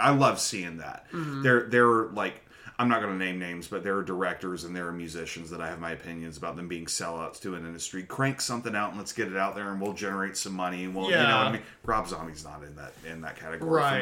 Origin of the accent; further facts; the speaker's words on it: North Carolina, United States; me from North Carolina